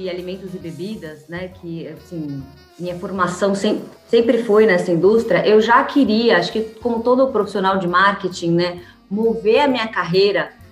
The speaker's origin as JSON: {"language": "Portuguese", "region": "São Paulo", "country": "Brazil", "tie": "born or raised there", "said": "De São Paulo. Na ah, verdade, eu nasci e vivi minha vida inteira em São Paulo. Nasci no Hospital 9 de Julho, então mais paulista que eu não tenho, assim."}